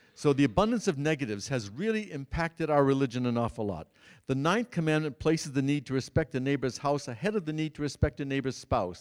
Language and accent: English; Massachusetts, United States; the church in which I grew up in Massachusetts, Saint Cecilia's the largest church in the Worcester Diocese